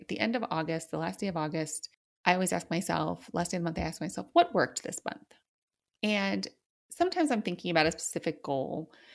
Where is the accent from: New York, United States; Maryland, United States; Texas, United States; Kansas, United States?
New York, United States; New York City; I grew up in New York City